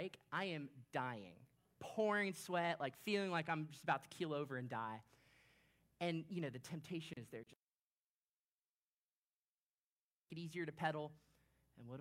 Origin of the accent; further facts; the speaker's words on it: Orlando, Florida, United States; I grew up in Orlando, Florida